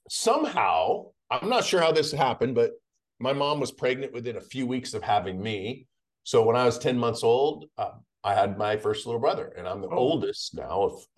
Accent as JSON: {"language": "English", "region": "Idaho", "country": "United States", "tie": "born or raised there", "also_born_or_lived": "John Day, Oregon / Boise, Idaho", "said": "So I grew up in mainly in Idaho. My mom was a teenage mom."}